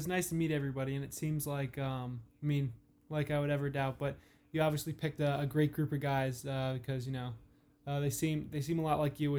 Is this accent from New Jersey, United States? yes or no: yes; New Jersey, United States; We're both from Central New Jersey, both Jackie and I.